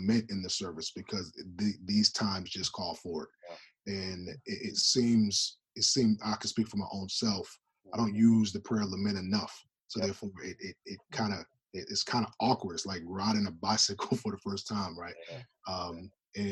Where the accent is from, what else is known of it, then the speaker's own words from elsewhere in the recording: New Jersey, United States; now in Minneapolis, United States; I grew up in New Jersey that had a combination of all different type of ethnicities.